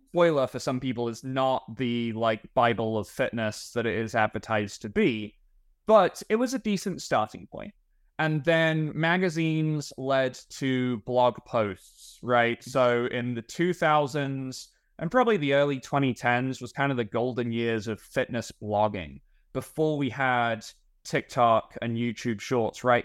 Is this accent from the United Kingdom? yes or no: yes; England, United Kingdom; moved away as an adult; also born or lived in Texas; now in Plano, United States; I am from England, although I've been, uh, you know, in, in America and Texas long enough to pick up on a few of the language habits